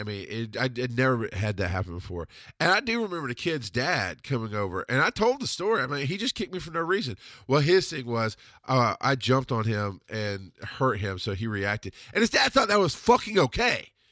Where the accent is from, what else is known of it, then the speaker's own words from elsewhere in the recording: the South, United States; also born or lived in Camilla, Georgia; This was how I was raised in the South